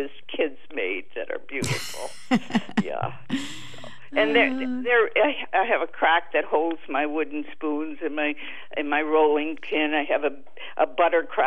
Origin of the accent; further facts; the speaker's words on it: near Lake Erie, New York, United States; born or raised there; now in Viroqua, United States